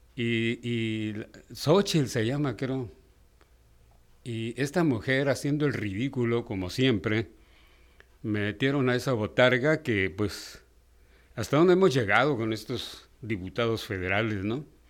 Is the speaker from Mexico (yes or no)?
yes; Mexico; cómo somos los mexicanos.